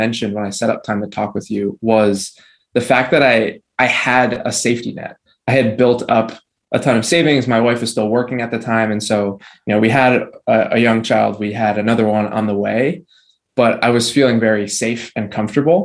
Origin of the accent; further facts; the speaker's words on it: New Jersey, United States; I'm from New Jersey.